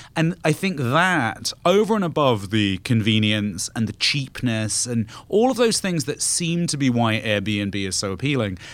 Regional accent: United Kingdom; moved away; I'm not British anymore

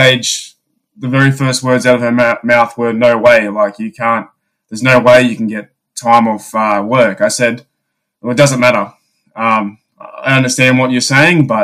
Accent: Australia; I'm from Australia.

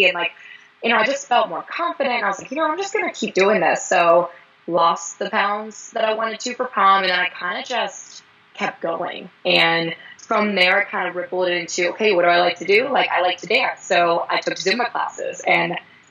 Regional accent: Fort Mill, South Carolina, United States; I'm actually kind of from the Charlotte area. I'm actually from Fort Mill, South Carolina.

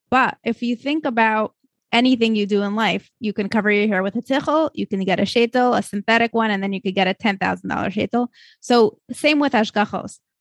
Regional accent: Moscow, Russia; now in United States; I grew up in Moscow, Russia, where we did not have hashgachos on products

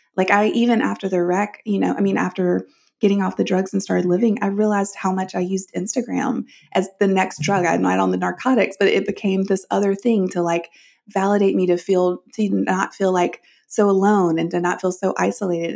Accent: the South, United States; I grew up in the South and in the church

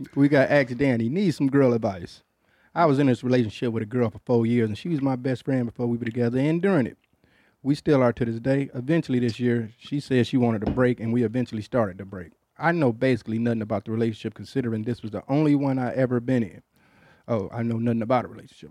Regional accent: Detroit, Michigan, United States; I'm from Detroit

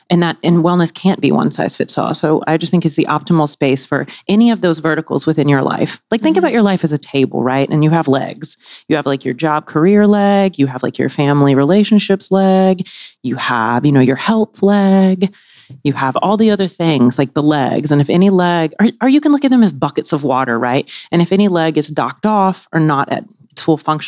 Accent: Mississippi, United States; moved away; I'm from the South. I grew up in Mississippi, of all places

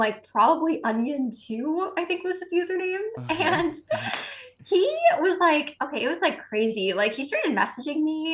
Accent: Massachusetts, United States; We grew up in Massachusetts

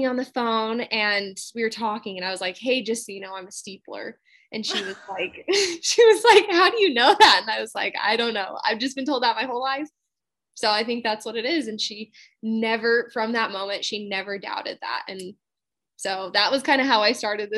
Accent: Utah, United States; I'm originally from Utah

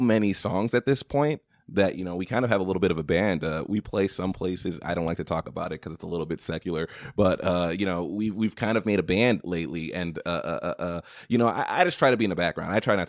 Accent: Florida, United States; also born or lived in Haiti; I was adopted from Haiti. They found me in a very, very bad situation. According to them, I have no proof that anything that they're saying is true. And they took me from Haiti to Florida and raised me out there.

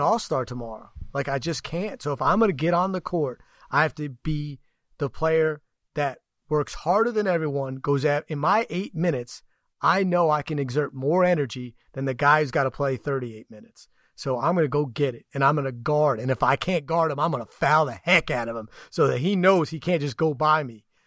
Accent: New York, United States; I grew up in New York

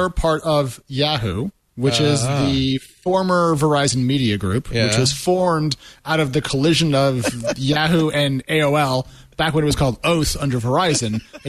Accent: United States; I'm an American.

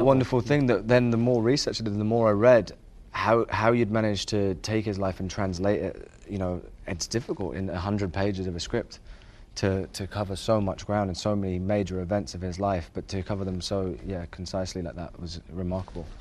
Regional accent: England, United Kingdom; growing up in England

